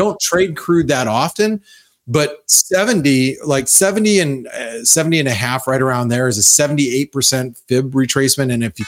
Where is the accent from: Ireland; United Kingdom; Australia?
Australia; Okay, so I mean, as an Aussie, I get it with the Aussie against the dollar, but how about Aussie against other currencies?